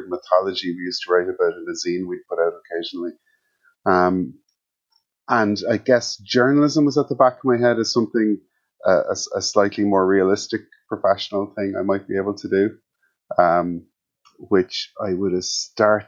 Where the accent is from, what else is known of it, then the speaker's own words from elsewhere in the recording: Kildare, Leinster, Ireland; also born or lived in Cork; we moved to Kildare when I was around 6 or 7 because my dad was in the army